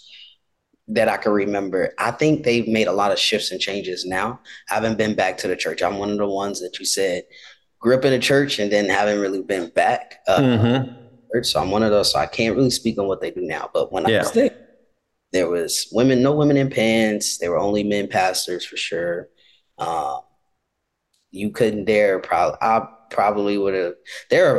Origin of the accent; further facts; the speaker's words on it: Chicago, Illinois, United States; moved away as an adult; also born or lived in Oak Park, Illinois; I'm from Chicago, Illinois. I was actually born in Oak Park